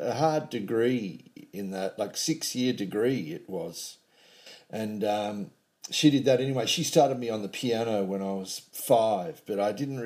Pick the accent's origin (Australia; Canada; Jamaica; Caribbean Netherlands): Australia; north coast of New South Wales; also born or lived in Casino, New South Wales / Dunoon, New South Wales / Byron Bay, New South Wales / Macksville, New South Wales; I was born in the New South Wales town of Casino on the north coast of New South Wales